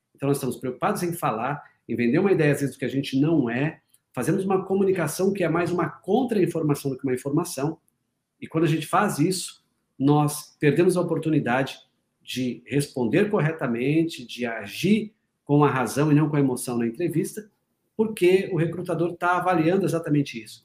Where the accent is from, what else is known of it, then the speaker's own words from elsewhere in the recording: Paraná, Brazil; eu sou paranaense, mas trabalho muito em São Paulo